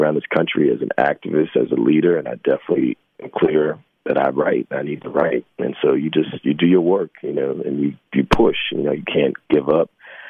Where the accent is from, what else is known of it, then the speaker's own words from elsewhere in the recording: New Jersey, United States; born there; also born or lived in New York; Well, Jersey, and I've lived in New York for almost 30 years, so mm-hmm. New York and New Jersey, mm-hmm.